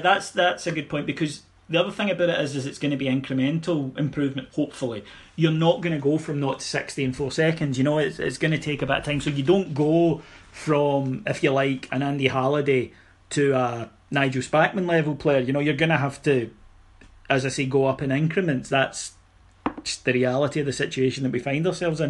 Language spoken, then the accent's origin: English; Scotland, United Kingdom; as a Scotsman